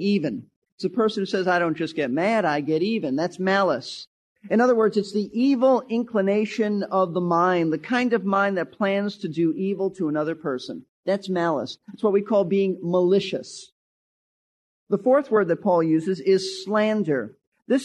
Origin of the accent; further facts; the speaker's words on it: New York City, New York, United States; I was raised in Brooklyn, New York